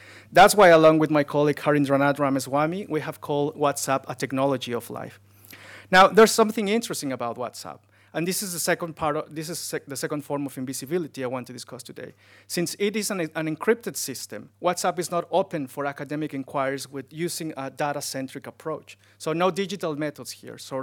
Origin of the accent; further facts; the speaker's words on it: Mexico City, Mexico; moved away as an adult; I was born in Mexico City, a city of 23 million people